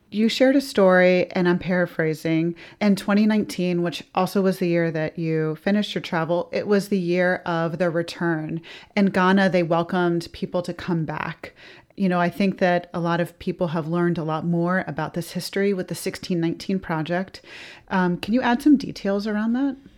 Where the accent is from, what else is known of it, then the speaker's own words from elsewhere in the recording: the South, United States; as a Southerner